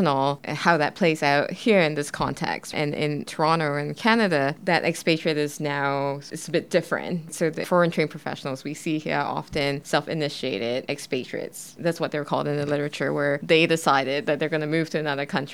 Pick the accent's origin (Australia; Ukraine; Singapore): Singapore; moved away; I'm originally from Singapore